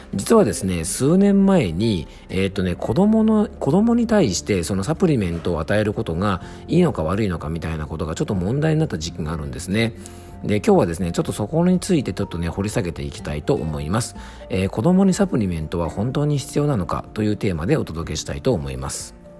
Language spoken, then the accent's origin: Japanese; Yamanashi, Japan; FM 甲府、僕の地元のね、山梨県にある FM 局